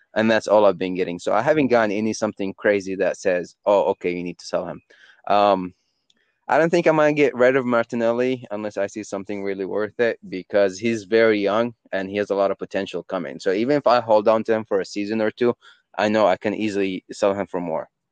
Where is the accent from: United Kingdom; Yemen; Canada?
Yemen; I'm from Yemen